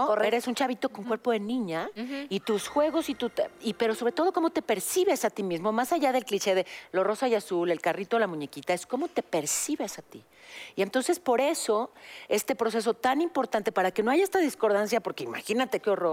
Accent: Mexico; soy mexicanísima

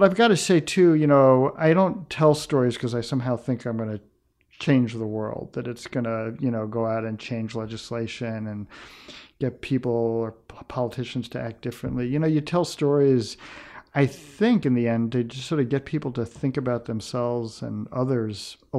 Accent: New York City, New York, United States; I grew up in a very integrated community. I grew up on the West Side of New York in the 1960s, very different West Side than it is today.

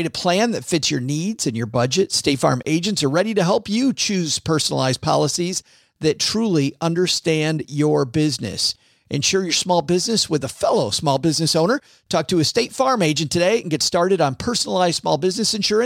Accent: Detroit, Michigan, United States; my hometown of Detroit, Michigan

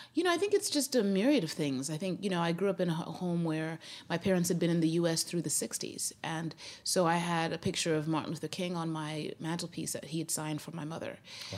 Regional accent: Zimbabwe; moved away as an adult; also born or lived in Grinnell, Iowa, United States; now in United States; And then we moved back to Zimbabwe, and uh, that's where I was raised from age five to age 19.

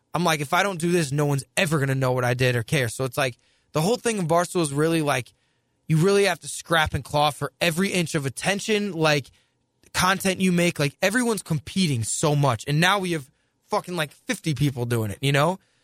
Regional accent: St. Louis, Missouri, United States; moved away as an adult; also born or lived in New Jersey

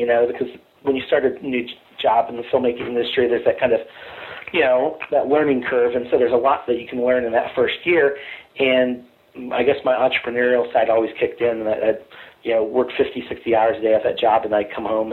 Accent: Kansas City, Missouri, United States; moved away as an adult; also born or lived in Los Angeles; I grew up in Kansas City, Missouri, and I came up to Los Angeles to go to school at USC.

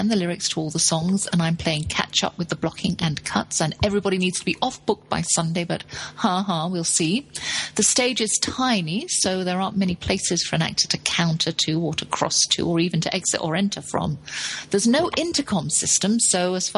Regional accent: England, United Kingdom; moved away as an adult; now in United States; I'm English

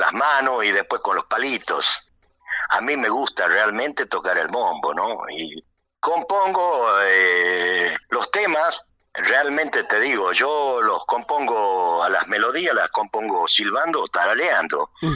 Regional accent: Metán, Salta, Argentina; moved away as an adult; now in Buenos Aires, Argentina; yo nací en Norcones, pero me crié de los dos años, estoy, eh, estuve en Metán hasta, hasta la avenida acá eh, a Buenos Aires

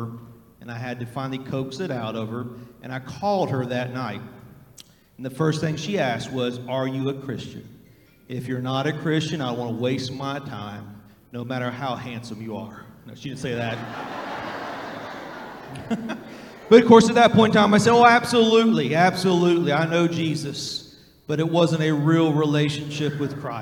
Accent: West Virginia, United States; now in Kentucky, United States; I grew up in West Virginia. I grew up on the Ohio River as a river rat

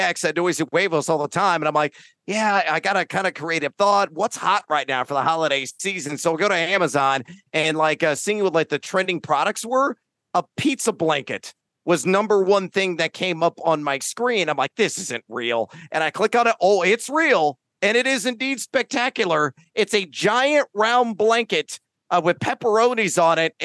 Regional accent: San Antonio, Texas, United States; now in Central Illinois, United States; growing up in Texas

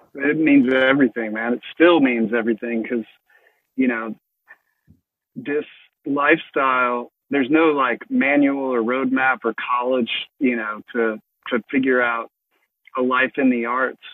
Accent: Mississippi, United States; I grew up in Mississippi

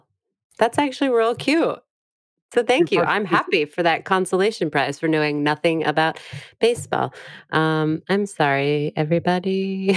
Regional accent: Sacramento, California, United States; that's where I grew up in Sacramento.

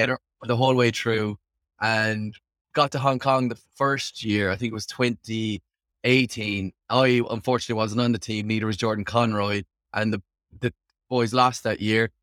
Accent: Limerick, Munster, Ireland; moved away as an adult; now in Dublin, Ireland; Born and raised in Limerick, Ireland.

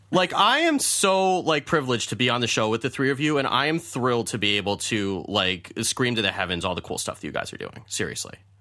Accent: United States; being an American male

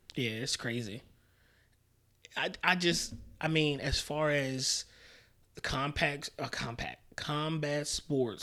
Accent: New York City, New York, United States; also born or lived in Albany, New York; I was raised in Queens. I was born in Albany, but was raised in Queens.

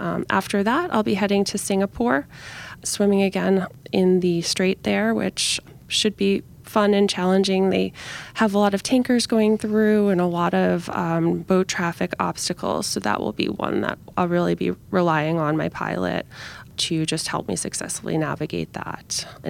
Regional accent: New York, United States; So kind of starting in New York, my hometown, and then ending up in Geneva, which has been a great swim destination for me.

